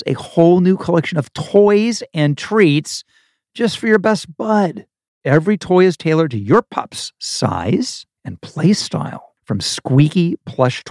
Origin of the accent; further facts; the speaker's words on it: Ohio, United States; moved away; The block I grew up in Ohio